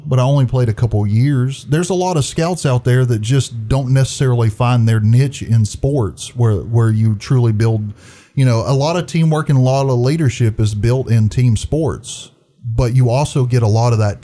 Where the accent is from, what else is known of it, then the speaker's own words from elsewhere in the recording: Trenton, Georgia, United States; Born and raised in Trenton